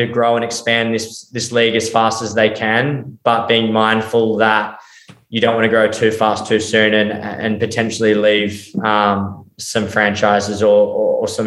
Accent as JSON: {"language": "English", "country": "Australia", "said": "Being Australian, I grew up with rugby league"}